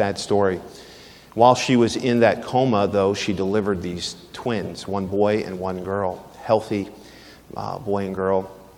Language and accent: English; Philadelphia, Pennsylvania, United States; I grew up in Philadelphia.